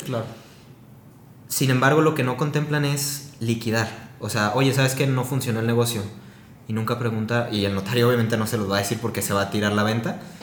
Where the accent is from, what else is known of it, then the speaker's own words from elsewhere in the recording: Guadalajara, Jalisco, Mexico; soy de aquí de Guadalajara